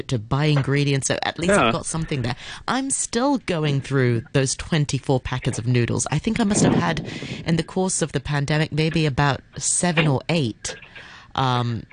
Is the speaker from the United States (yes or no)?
no; Hong Kong; I'm from Hong Kong, born and bred here